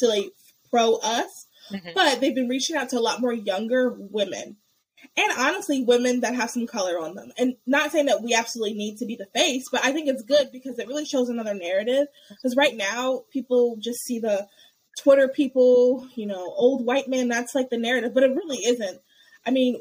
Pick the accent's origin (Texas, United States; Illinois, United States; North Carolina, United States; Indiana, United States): North Carolina, United States; also born or lived in New Jersey; I was from North Carolina